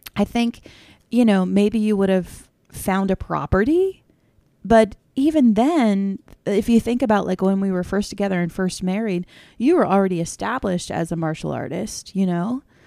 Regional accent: south of Annapolis, Maryland, United States; now in Western Maryland, United States; I grew up south of Annapolis, Maryland. More of a Bay culture vibe

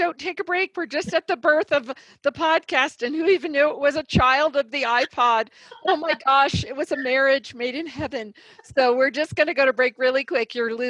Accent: Indiana, United States; moved away as an adult; also born or lived in Dallas; now in Colorado, United States; I did Indiana.

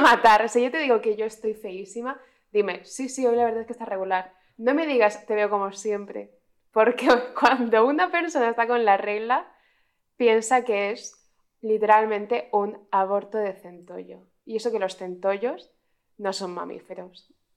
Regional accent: Cartagena, Region of Murcia, Spain; now in Madrid, Spain; somos una persona de Badajoz y de Cartagena que no saben decir la X

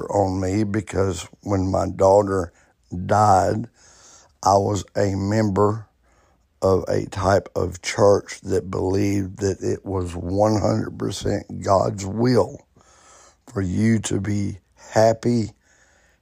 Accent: Alabama, United States; I grew up Baptist in Alabama

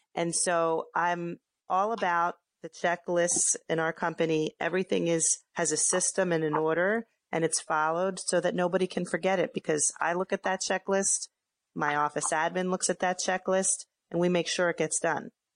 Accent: Philadelphia, Pennsylvania, United States; moved away as an adult; now in Hoboken, United States; I am from Philadelphia originally, and I came to the Hoboken area right after I graduated college

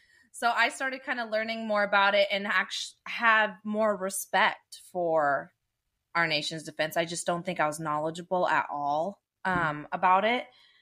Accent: Dublin, California, United States; but I grew up in Dublin.

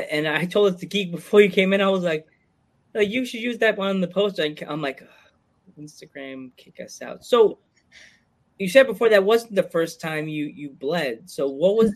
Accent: East Coast, United States; us being from the East Coast

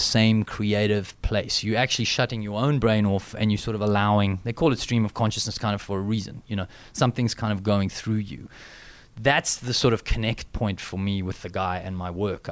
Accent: South Africa; accent: South African

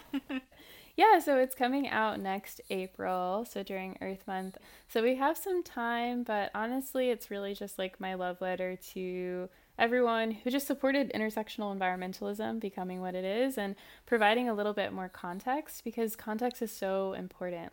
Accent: Ferguson, Missouri, United States; the Ferguson uprisings happened in my hometown

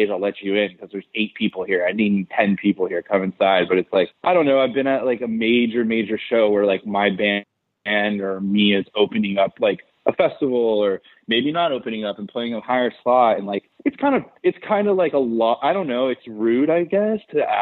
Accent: Southern California, United States; I am from Southern California, so obviously it's like right, fucking … 's like the coolest shit ever to me.

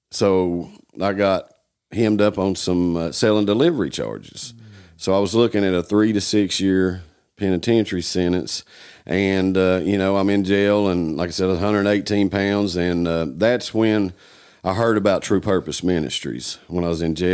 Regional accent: Newport, Tennessee, United States; Um, I'm from Newport, Tennessee.

